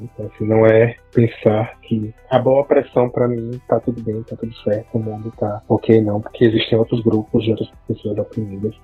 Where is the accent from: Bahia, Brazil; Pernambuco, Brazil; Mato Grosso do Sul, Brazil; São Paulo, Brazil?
Bahia, Brazil; sou baiano